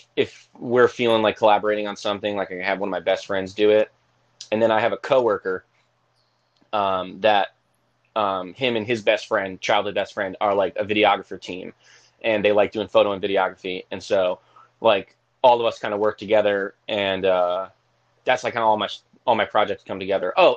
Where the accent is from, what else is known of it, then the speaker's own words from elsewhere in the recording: Connecticut, United States; I'm from Connecticut